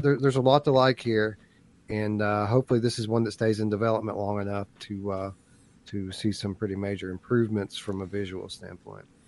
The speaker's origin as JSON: {"language": "English", "region": "Eastern Kentucky", "country": "United States", "tie": "born or raised there", "said": "I am from Eastern Kentucky"}